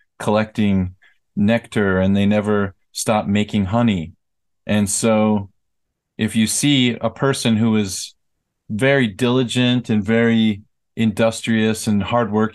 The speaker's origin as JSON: {"language": "English", "country": "United States", "tie": "born or raised there", "moved": "as an adult", "lives_now": "South Korea", "said": "I am American, and I lived in America for the first 22 years of my life"}